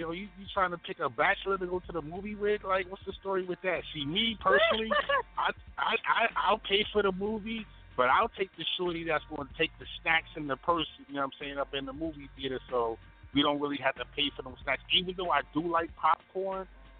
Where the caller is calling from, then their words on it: Baltimore, Maryland, United States; Baltimore, Maryland, East Side, Zone 18.